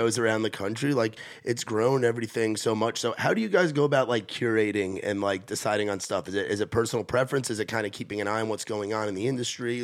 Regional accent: New York, United States; moved away; I grew up in New York and was involved in that Jersey, New York

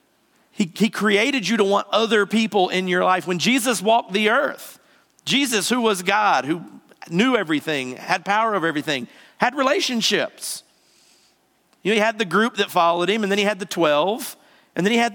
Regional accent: the South, United States; I'm from the South. We talk normal

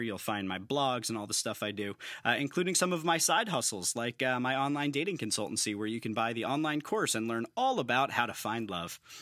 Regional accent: New York, United States; moved away as an adult; now in Philadelphia, United States; growing up in New York

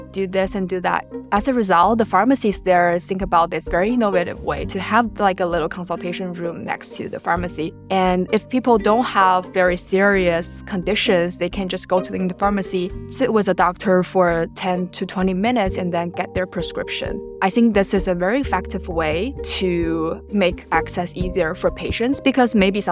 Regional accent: Shanghai, China; moved away; I'm originally from Shanghai, China

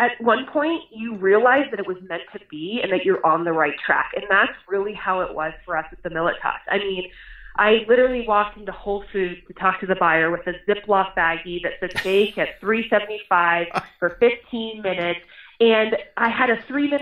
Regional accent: Boulder, Colorado, United States; We moved here when I was 7 years old

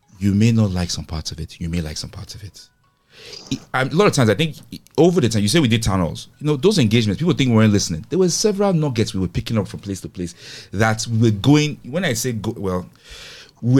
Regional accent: Nigeria; As Nigerian technologists

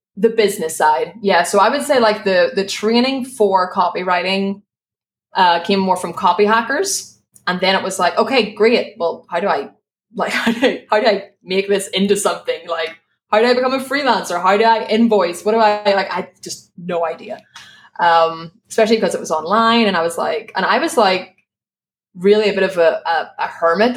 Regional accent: Belfast, Northern Ireland, United Kingdom; accent: Belfast; moved away as an adult; now in Spain; my Belfast accent

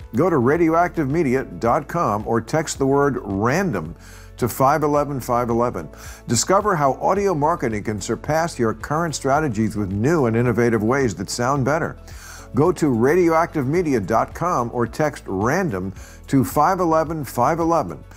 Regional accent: New York area, New Jersey, United States; moved away; I grew up in the New York area

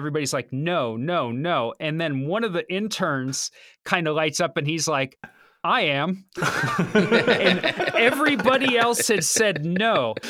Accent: Cincinnati, Ohio, United States; moved away as an adult; also born or lived in Columbus, Ohio; But I grew up in Cincinnati. Well, outside of Cincinnati, and then I went to school there for a few years

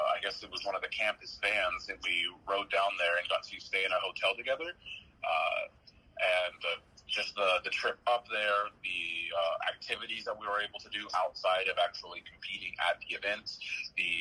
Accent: Benton, Arkansas, United States; I graduated from Benton High School

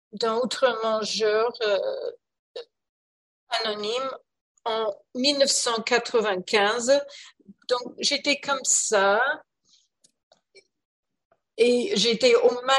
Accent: Canada; Oui, je parle français en fait, mais je suis canadienne et on parle euh, très vite

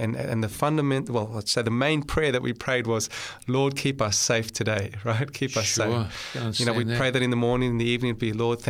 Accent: Cape Town, Western Cape, South Africa; moved away; I was born in Cape Town in South Africa.

